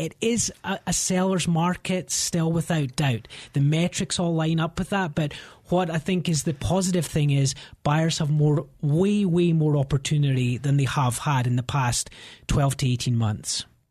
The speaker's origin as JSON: {"language": "English", "region": "Scotland", "country": "United Kingdom", "moved": "as an adult", "lives_now": "Denver, United States", "said": "I'm from Scotland and, um, you know, had, had a great upbringing"}